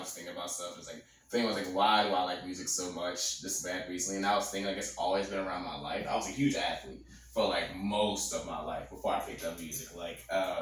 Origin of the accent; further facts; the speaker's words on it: Chester, Virginia, United States; I grew up in Chester, really small town